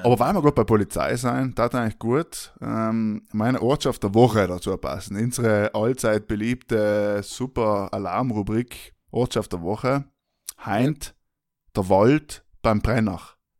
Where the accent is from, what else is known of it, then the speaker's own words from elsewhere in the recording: South Tyrol, Trentino-Alto Adige, Italy; wir sind aus Südtirol, beide